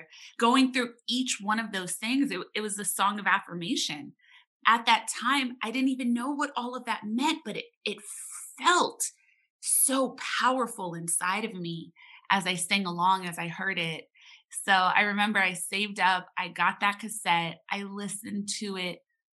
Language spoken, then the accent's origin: English; Los Angeles, California, United States; especially as a younger person growing up in Los Angeles